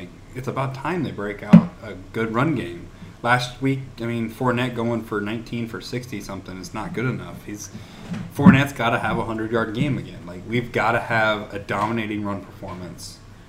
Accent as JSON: {"language": "English", "area": "St. Johns / Clay County, Jacksonville area", "region": "Florida", "country": "United States", "said": "even though we're from St. John's Clay or whatever."}